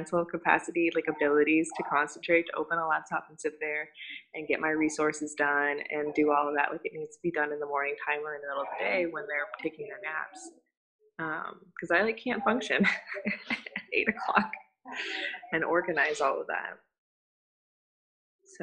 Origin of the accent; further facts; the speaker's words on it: Singapore; moved away; I'm from Singapore, so I grew up with Bollywood